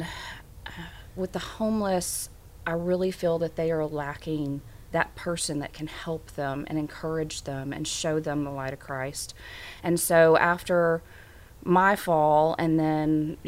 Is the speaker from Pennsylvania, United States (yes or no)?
no; Little Rock, Arkansas, United States; moved away as an adult; I am an Arkansan. I was born and raised here. And then in the 90s, I moved away from Little Rock and moved back in 2012